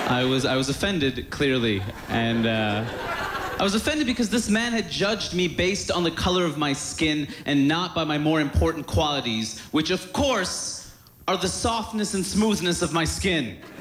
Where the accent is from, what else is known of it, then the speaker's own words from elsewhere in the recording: New York City, New York, United States; I'm from Queens, New York